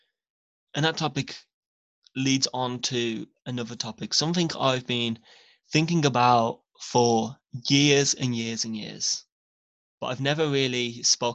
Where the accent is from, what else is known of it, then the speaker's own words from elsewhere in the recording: England, United Kingdom; I'm English and I'm from the UK.